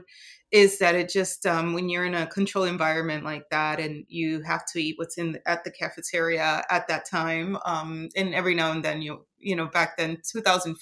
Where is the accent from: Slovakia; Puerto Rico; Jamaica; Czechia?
Puerto Rico; moved away; also born or lived in Okinawa; where I grew up in Puerto Rico